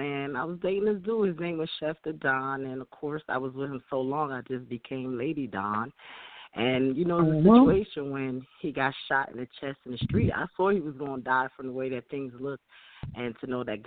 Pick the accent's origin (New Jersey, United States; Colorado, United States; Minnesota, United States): New Jersey, United States; Trenton; also born or lived in Haiti; I'm from Haiti originally. I live in Jersey. I'm from the city of Trenton